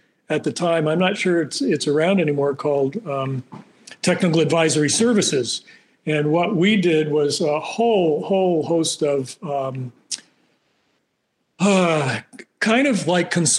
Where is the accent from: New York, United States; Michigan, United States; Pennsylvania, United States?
New York, United States; Slingerlands; also born or lived in Albany / Australia; I was actually born in Albany, raised in Slingerlands